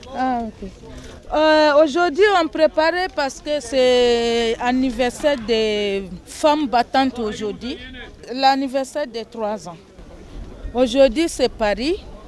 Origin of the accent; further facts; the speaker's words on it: Côte d’Ivoire; moved away as an adult; now in France; je viens de la Côte d'Ivoire